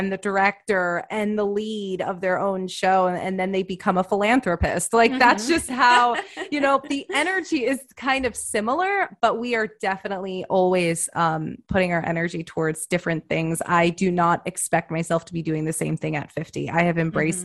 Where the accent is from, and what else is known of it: United States